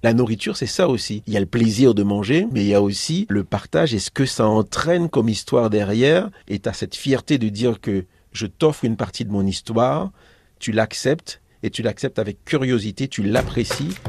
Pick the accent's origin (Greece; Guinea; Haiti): Haiti; now in Paris, France; Moi, je suis né en Haïti